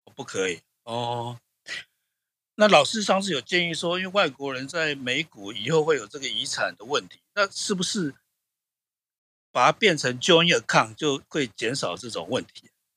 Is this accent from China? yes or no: no; Taiwan; 我台湾人